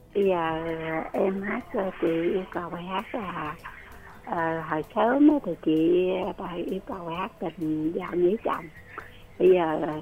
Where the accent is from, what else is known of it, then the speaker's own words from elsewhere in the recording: Vinh Long, Vietnam; moved away as an adult; now in Ho Chi Minh City, Vietnam; quê chị thì ở vĩnh long chợ ôm